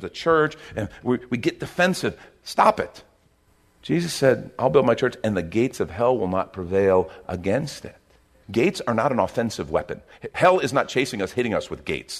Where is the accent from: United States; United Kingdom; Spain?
United States; as an American